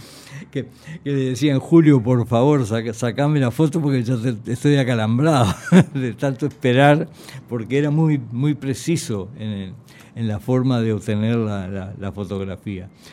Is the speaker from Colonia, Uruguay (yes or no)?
yes; Nueva Helvecia, Colonia, Uruguay; yo también nací en Nueva Albesia